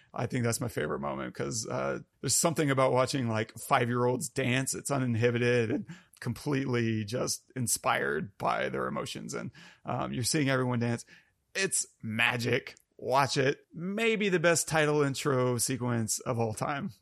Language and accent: English; United States; I'm very American and white